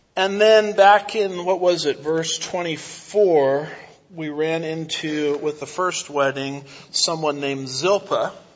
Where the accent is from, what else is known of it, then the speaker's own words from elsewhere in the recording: United States; I'm an American